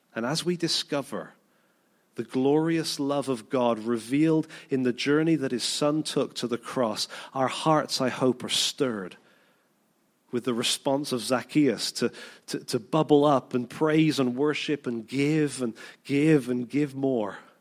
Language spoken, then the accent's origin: English; United Kingdom; we're, we're British, most of us